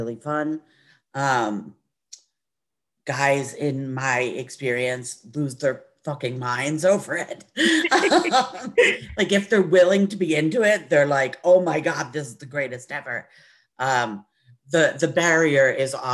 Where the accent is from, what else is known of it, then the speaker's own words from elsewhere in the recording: New Jersey, United States; I grew up in Jersey